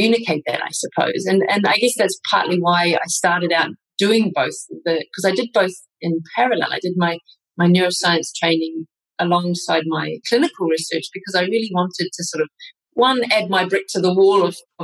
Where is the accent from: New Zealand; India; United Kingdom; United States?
New Zealand; moved away as an adult; also born or lived in Australia / Vienna, Austria; now in Gata de Gorgos, Spain; I was born in Australia, I grew up in New Zealand, studied, did my PhD and my clinical training in New Zealand